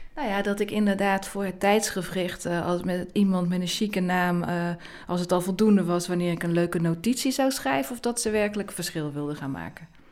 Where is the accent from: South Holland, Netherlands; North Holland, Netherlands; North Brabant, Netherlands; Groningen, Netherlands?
North Brabant, Netherlands; ik ben opgegroeid in Brabant